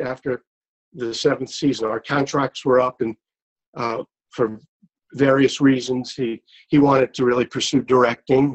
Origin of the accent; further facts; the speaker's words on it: New York City, New York, United States; moved away as an adult; also born or lived in California; I grew up in in Brooklyn, New York